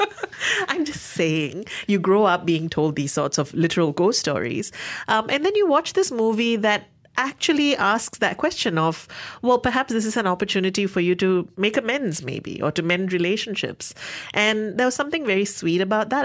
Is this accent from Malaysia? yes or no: yes; Malaysia; Being Malaysian